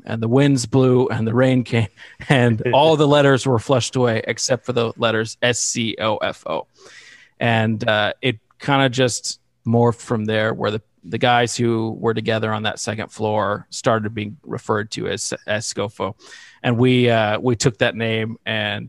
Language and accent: English; Fayetteville, Arkansas, United States; moved away as an adult; also born or lived in Visalia, California; I grew up in Fayetteville, Arkansas